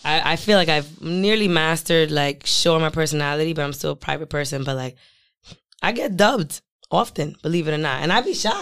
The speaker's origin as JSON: {"language": "English", "town": "Providence", "region": "Rhode Island", "country": "United States", "tie": "born or raised there", "also_born_or_lived": "New York", "moved": "as an adult", "lives_now": "Providence, United States", "said": "I was born on the south side of Providence"}